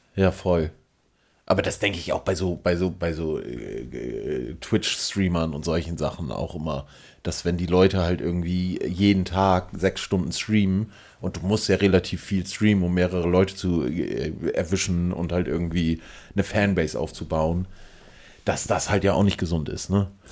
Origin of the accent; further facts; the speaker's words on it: Northern Germany, Germany; wir als Norddeutsche neigen natürlich total dazu, irgendwie rumzunuscheln